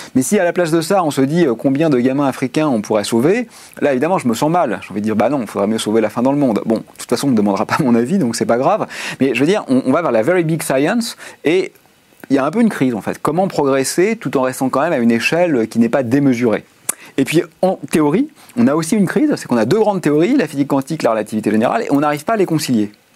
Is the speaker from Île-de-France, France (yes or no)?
yes; Neuilly-sur-Seine, Île-de-France, France; Je suis né à Neuilly-sur-Seine, euh, lycée Pasteur, classe préparatoire